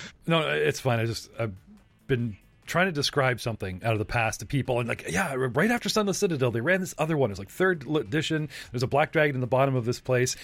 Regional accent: Canada; I'm Canadian

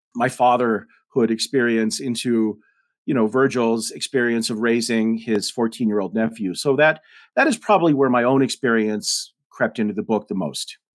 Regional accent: Denver, Colorado, United States; also born or lived in Rosebud Indian Reservation, South Dakota; I grew up in Denver

